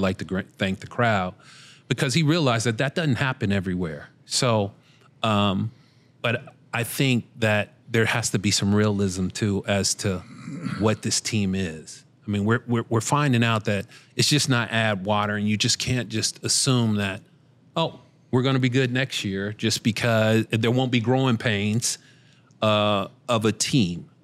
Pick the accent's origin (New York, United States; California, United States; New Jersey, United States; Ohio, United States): Ohio, United States; Cincinnati; we're both from Cincinnati